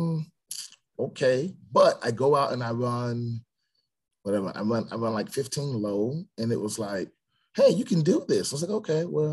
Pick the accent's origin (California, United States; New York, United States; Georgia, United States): Georgia, United States; Stone Mountain; born or raised there; also born or lived in Atlanta, Georgia